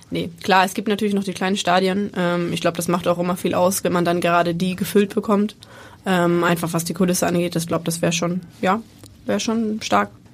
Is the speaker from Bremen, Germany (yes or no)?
yes; Bremen, Germany; moved away as an adult; now in Hamburg, Germany; ich bin gebürtige Bremerin, ich habe 25 Jahre in Bremen gelebt.